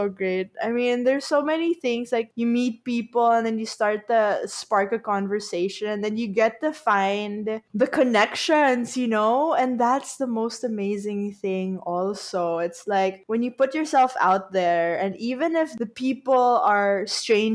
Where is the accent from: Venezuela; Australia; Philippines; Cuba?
Philippines; I'm from the Philippines